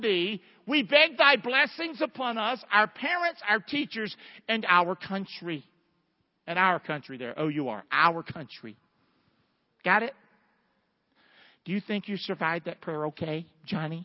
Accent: the South, United States; moved away; Growing up in the South, we didn't have Catholics. I'm telling you, as a Southerner

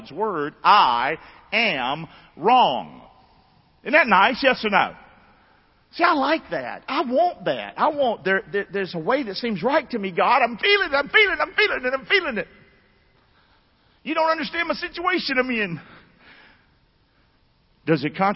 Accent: Rockingham, North Carolina, United States; moved away; I'm from Rockingham, 109 River Road, Rockingham

